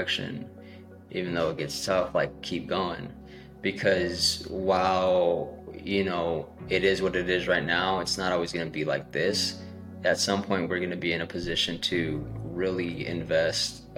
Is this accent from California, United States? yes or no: yes; Salinas, California, United States; I'm from Salinas, California